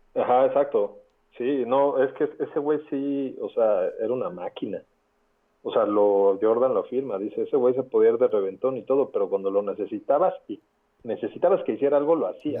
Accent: Mexico; Soy pues, un mexicano

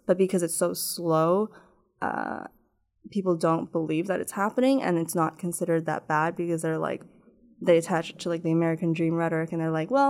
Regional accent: Toronto, Ontario, Canada; I was like always in like the GTA, and a lot of the people in my school didn't speak my language

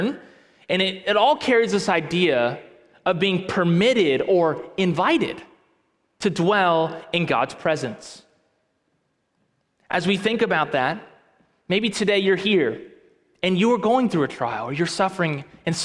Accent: near the Gulf, Gulf Coast, United States; Growing up near the Gulf

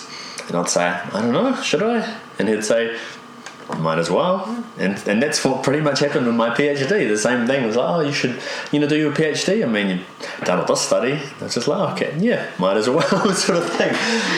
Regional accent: Taumarunui, Manawatū-Whanganui, New Zealand; born there; also born or lived in Gisborne / Wellington; So, on my mum's side, I'm from Whanganui. I was born in Taumara Nui, so on the top end of the river.

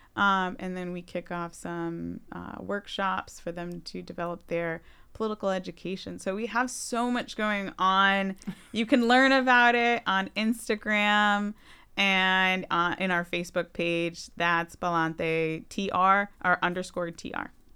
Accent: Wilbraham, Massachusetts, United States; also born or lived in Boston, Massachusetts / Los Angeles, California; now in Holyoke, United States; I grew up in West, in Wilbraham

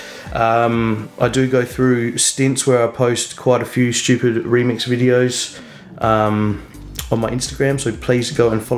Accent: Adelaide, South Australia, Australia; moved away as an adult; now in Byron Bay, Australia; Originally from Adelaide, and then moved up to Byron about 7 years ago now

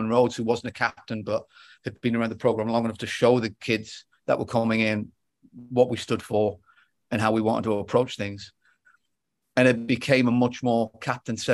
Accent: England, United Kingdom; also born or lived in Palo Alto; now in Worcester, United States; as an Englishman

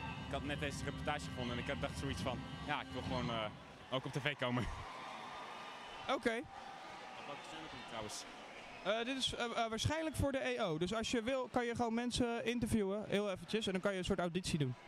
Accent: Pijnakker, South Holland, Netherlands; ik kom uit Pijnakker

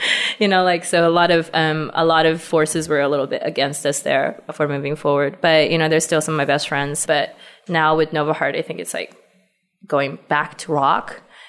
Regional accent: Beijing, China; accent: Valley Girl; We are from Beijing. You might hear me with a funny Valley Girl accent because I went to school in California briefly.

